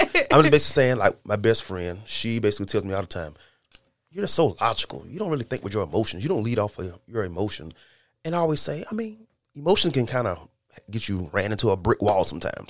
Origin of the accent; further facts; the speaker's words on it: Lake City, South Carolina, United States; we're all from Lake City, South Carolina